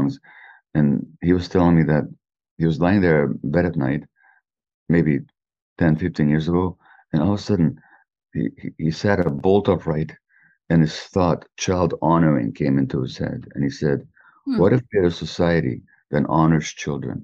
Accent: Canada; I'm Canadian

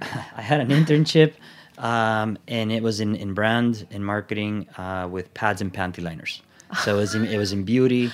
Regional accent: El Salvador; also born or lived in Miami, United States; now in United States; went back to El Salvador, and I was there

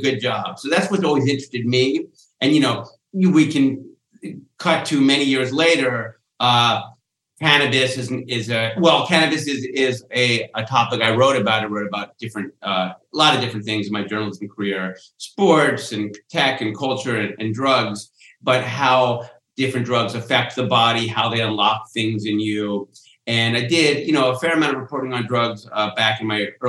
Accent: New Jersey, United States; I grew up outside of Philadelphia in South Jersey, small town

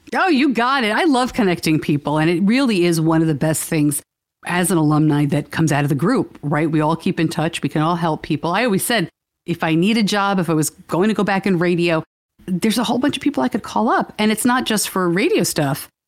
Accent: New York, United States; I'm from New York

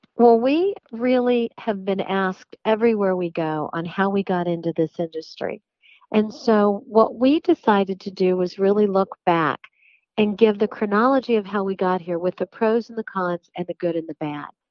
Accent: West Virginia, United States; I have listened to country music growing up in West Virginia through my whole life

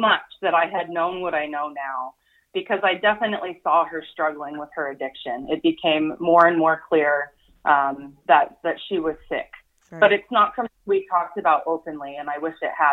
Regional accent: Tacoma, Washington, United States; Shannon, who I grew up with here in Tacoma

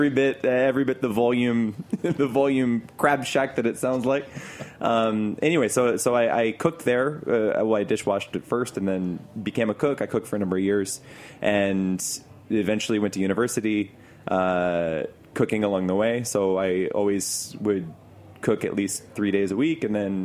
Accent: Baltimore, Maryland, United States; now in Seoul, South Korea; So I am from Baltimore originally.

